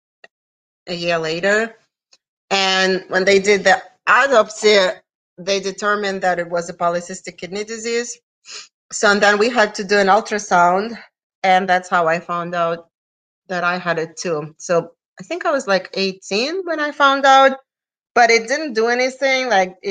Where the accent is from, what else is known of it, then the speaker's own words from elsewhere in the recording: Russia; moved away as an adult; also born or lived in Siberia / Puerto Rico; now in North Carolina, United States; I'm originally from Russia. I came to the United States in 1993.